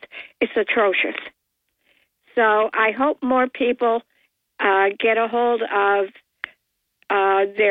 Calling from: Port Dickinson, New York, United States; Uh, hi, Bob. … from Port Dickinson.

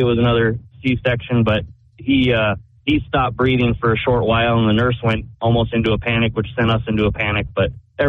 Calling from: New Hampton, New Hampshire, United States; I'm leaving New Hampton on my way to Nashua.

